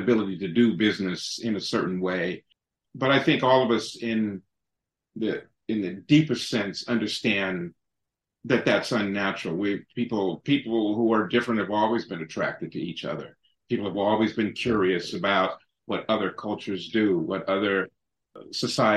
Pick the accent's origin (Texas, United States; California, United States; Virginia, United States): California, United States; San Francisco; born and raised in San Francisco